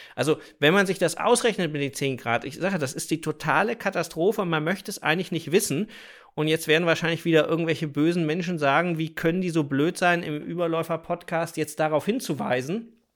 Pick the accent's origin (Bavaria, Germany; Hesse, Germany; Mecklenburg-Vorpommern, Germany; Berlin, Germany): Mecklenburg-Vorpommern, Germany; bei uns in Mecklenburg-Vorpommern